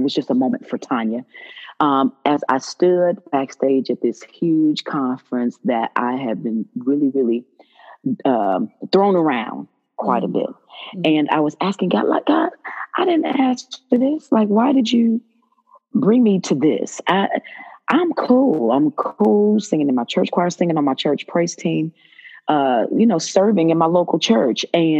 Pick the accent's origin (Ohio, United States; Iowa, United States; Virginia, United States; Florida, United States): Ohio, United States; Dayton; moved away as an adult; now in Dallas, United States; Yes, I'm from Dayton.